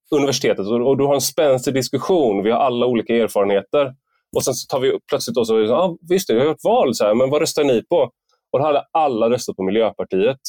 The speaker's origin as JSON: {"language": "Swedish", "town": "Gothenburg", "region": "Västra Götaland", "country": "Sweden", "moved": "yes", "lives_now": "Malmö, Sweden", "said": "vi var ju från, eh, Gö-, eh, Göteborg"}